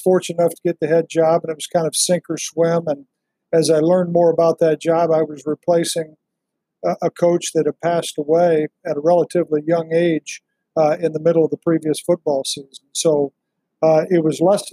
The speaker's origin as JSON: {"language": "English", "town": "Monroe", "region": "Iowa", "country": "United States", "tie": "born or raised there", "lives_now": "Des Moines, United States", "said": "I grew up in Monroe, Iowa, which is now PCM, small town, smaller school in the state."}